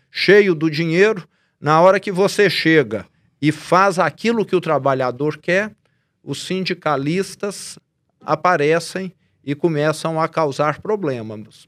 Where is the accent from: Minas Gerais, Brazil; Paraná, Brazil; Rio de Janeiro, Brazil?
Minas Gerais, Brazil; Araxá; accent: sotaque meio carregado (interior of Minas Gerais); eu tenho um sotaque meio carregado, né, de conviver com esse pessoal